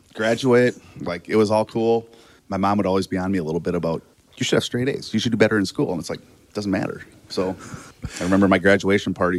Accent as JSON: {"language": "English", "town": "Watertown", "region": "South Dakota", "country": "United States", "tie": "born or raised there", "said": "I grew up in Watertown, South Dakota"}